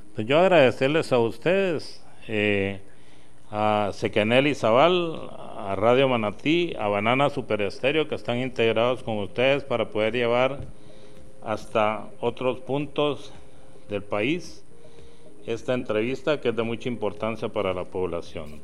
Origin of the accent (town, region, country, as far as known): Guatemala